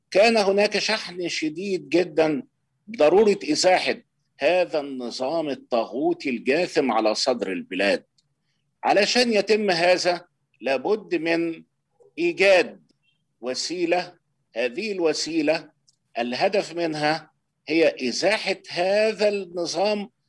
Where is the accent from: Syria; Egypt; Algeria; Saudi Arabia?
Egypt; Kafr el-Dawwar, Beheira; من جماعه الاخوان في بلدتنا يعني بلد اسمها كفر الدوار محافظه البحيره بجوار اسكندريه من على بعد 20 كيلو من اسكندريه